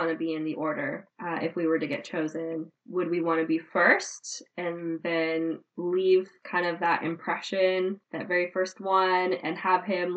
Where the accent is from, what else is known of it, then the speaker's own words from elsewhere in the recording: Canada; as a Canadian, you need to know how to skate.